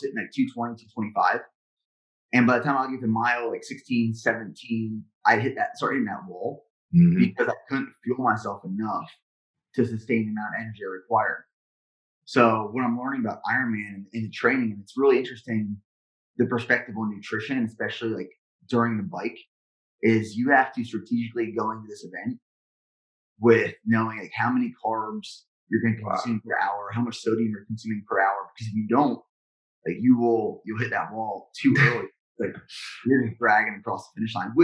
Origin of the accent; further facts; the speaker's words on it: Central Pennsylvania, United States; now in Texas, United States; I'm from Central Pennsylvania